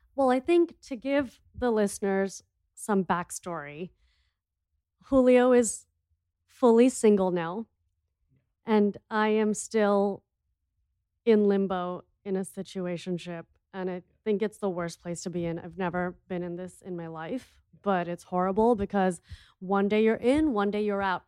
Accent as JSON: {"language": "English", "country": "India", "said": "I'm an Indian entrepreneur and T V personality"}